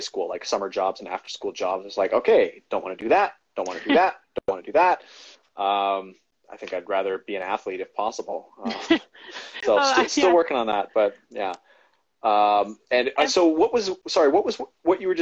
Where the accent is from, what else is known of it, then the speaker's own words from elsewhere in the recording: Vancouver Island, British Columbia, Canada; growing up on Vancouver Island, we had lakes and stuff and hills and mountains